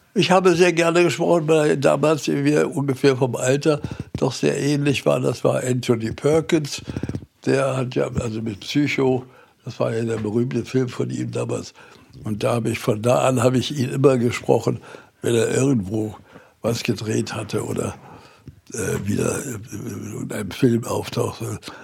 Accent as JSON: {"language": "German", "region": "Berlin", "country": "Germany", "tie": "born or raised there", "moved": "yes", "lives_now": "Gifhorn, Germany", "said": "ich bin ja ein Berliner Junge und äh, bin auch in Berlin aufgewachsen."}